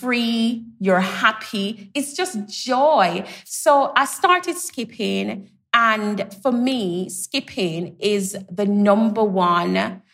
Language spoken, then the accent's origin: English; Jamaica; I grew up in Jamaica, so we had the green spaces